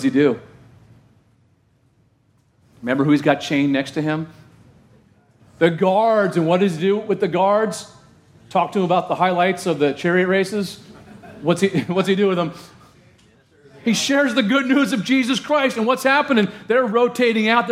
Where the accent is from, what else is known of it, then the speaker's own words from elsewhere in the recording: Orange County, Southern California, United States; my hometown in Southern California in Orange County